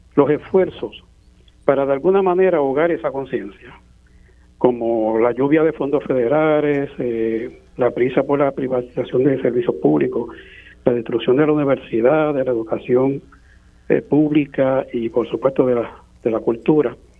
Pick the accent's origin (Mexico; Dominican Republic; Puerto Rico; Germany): Puerto Rico; San Juan; soy de aquí de San Juan